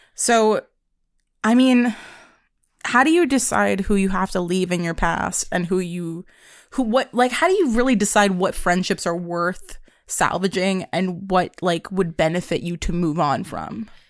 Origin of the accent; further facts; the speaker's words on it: Pennsylvania, United States; also born or lived in New York; I moved to Pennsylvania from New York